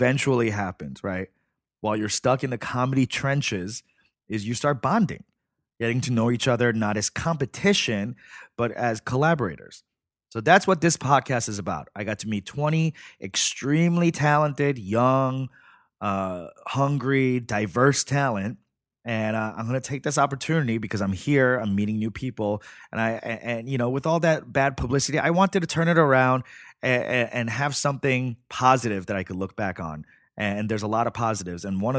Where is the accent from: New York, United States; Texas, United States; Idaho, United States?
New York, United States; Flushing; Yeah, Flushing, Queens.